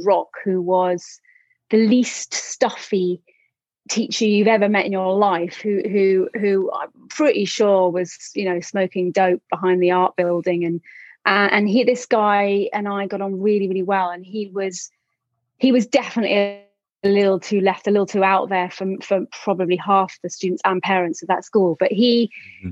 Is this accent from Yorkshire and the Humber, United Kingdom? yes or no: no; London, United Kingdom; I am from London